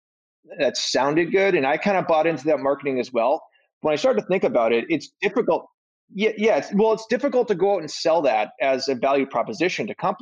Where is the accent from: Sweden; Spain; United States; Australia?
United States; Boston, Massachusetts; I'm from Boston